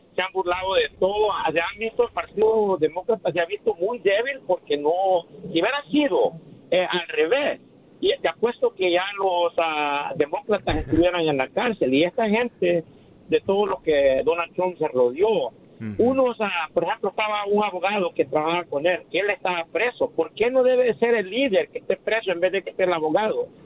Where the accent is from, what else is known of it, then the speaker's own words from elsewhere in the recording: El Salvador; yo soy salvadoreño